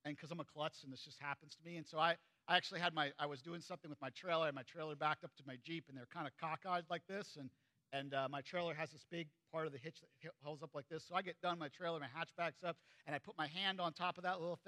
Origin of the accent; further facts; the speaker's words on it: United States; I grew up in Perry County